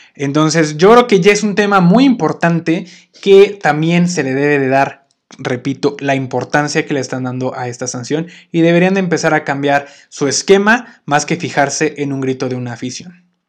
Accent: Mexico; yo como mexicano

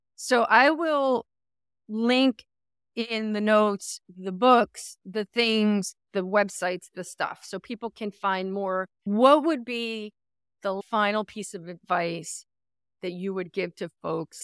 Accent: New Jersey, United States; now in California, United States; I come from New Jersey

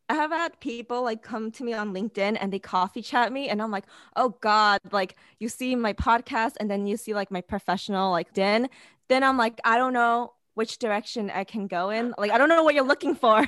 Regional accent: New York City, New York, United States; I'm originally from New York City

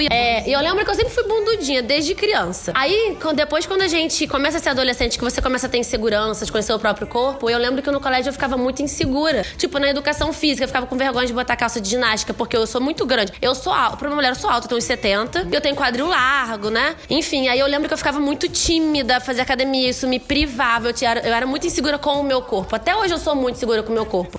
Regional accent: Nova Friburgo, Rio de Janeiro, Brazil; a gente é de Nova Friburgo

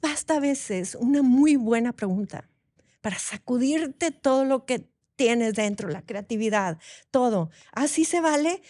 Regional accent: Monterrey, Nuevo León, Mexico; soy de aquí de Monterrey, de este calor

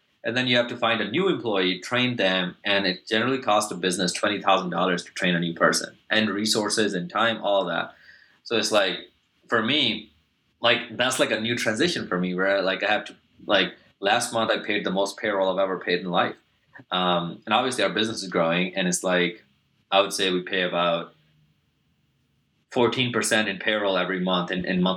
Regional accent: Pakistan; I grew up in Pakistan, so South Asia

